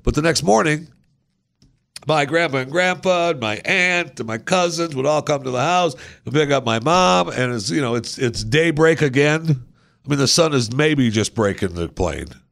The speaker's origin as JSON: {"language": "English", "region": "Michigan", "country": "United States", "tie": "born or raised there", "said": "I grew up in Michigan, um, as, as a kid"}